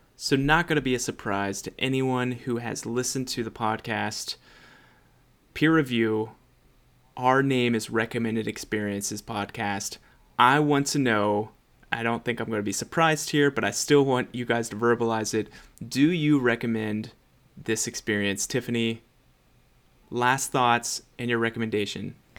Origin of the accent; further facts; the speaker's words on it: United States; white American